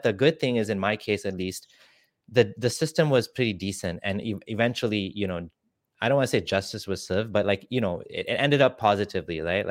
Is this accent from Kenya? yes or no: yes; Kenya; I'm actually from Kenya